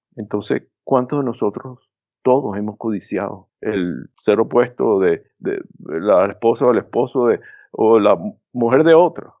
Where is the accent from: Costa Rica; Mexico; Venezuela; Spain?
Venezuela; moved away as an adult; also born or lived in Curaçao / Caracas; now in United States; Me vine a los Estados Unidos en 1974, pero a pesar de que he vivido más aquí, en los Estados Unidos, que en Venezuela, me sigo identificando como venezolano